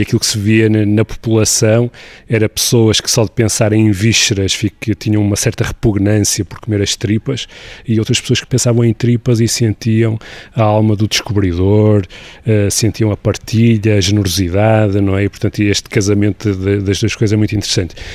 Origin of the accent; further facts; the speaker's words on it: Porto, Norte, Portugal; Como portuense